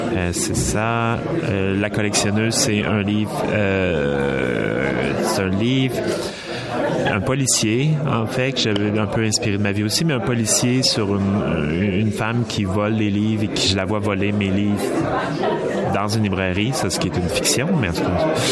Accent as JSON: {"language": "French", "town": "Saguenay", "region": "Quebec", "country": "Canada", "said": "je viens du Saguenay"}